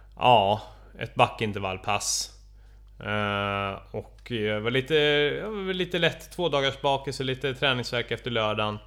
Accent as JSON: {"language": "Swedish", "town": "Stockholm", "region": "Stockholm County", "country": "Sweden", "said": "för mig som stockholmare"}